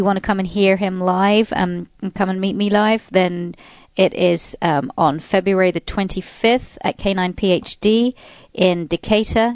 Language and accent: English; England, United Kingdom; being English